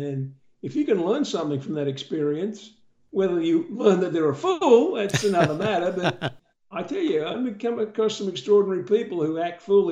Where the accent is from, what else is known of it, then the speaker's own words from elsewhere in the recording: Australia; accent: Australian; moved away; my Australian accent has been the most amazing door opener